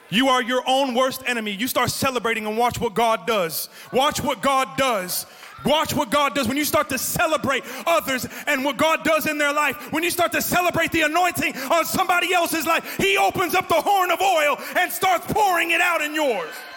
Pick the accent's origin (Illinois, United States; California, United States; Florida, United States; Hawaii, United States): Florida, United States; accent: New Jersey; also born or lived in New Jersey; I grew up in Florida near the beach.